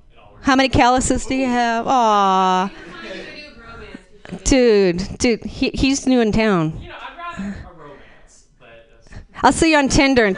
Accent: Boston, Massachusetts, United States; I'm from Boston, East Coast boy.

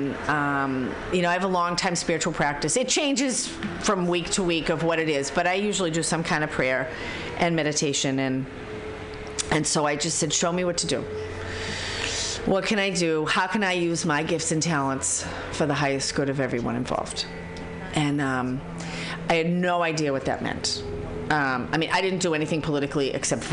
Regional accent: Boston, Massachusetts, United States; also born or lived in San Francisco Bay Area; now in San Francisco, United States; I'm from Boston

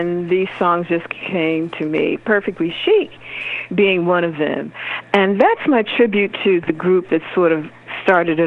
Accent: Augusta, Georgia, United States; now in Brooklyn, New York, United States; I'm from Augusta, Georgia

